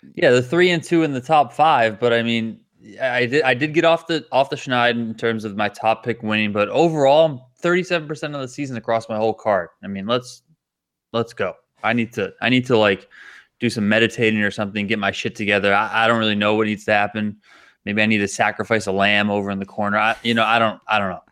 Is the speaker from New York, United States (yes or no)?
yes; Buffalo, New York, United States; I grew up in Buffalo